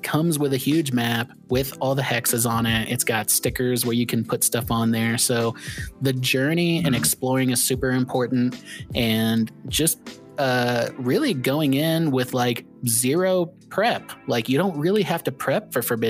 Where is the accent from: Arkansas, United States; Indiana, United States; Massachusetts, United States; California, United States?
Indiana, United States; I grew up in Indiana where there's a ton of shitty backwater towns.